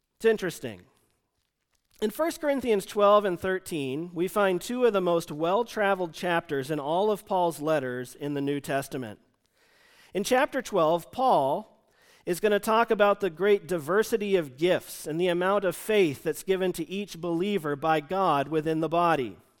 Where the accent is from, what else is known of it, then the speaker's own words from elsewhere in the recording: United States; moved away; the church he and I grew up in outside Washington, D C